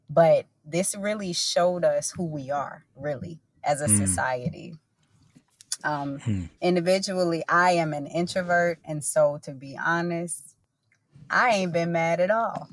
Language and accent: English; Augusta, Georgia, United States; I grew up in East Augusta, which is one of the places that it seemed to have been intentionally divested from here in our city